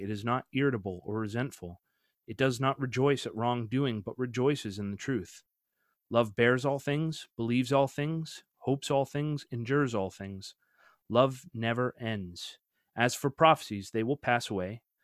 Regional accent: Canada; him and I grew up together actually in Canada

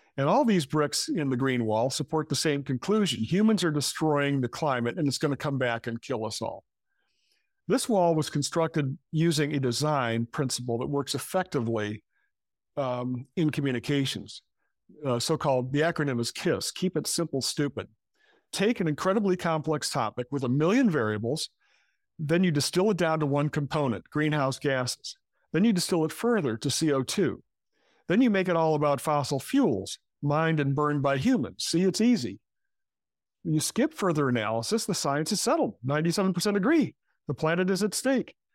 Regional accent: Michigan, United States; now in New York City, United States; I come from Michigan. That's where I grew up.

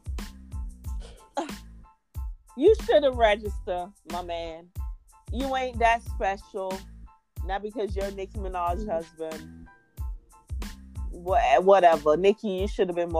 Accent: Jamaica; I'm Jamaican

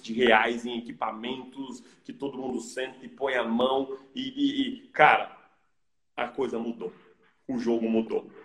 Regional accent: Brazil; moved away; eu sou brasileiro, eu amo o Brasil, as minhas raízes estão aqui

